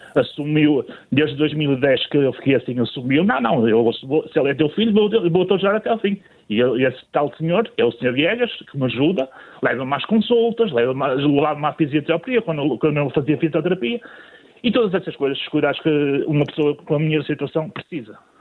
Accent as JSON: {"language": "Portuguese", "town": "Matosinhos", "region": "Porto District", "country": "Portugal", "said": "eu sou da cidade de Matosinhos"}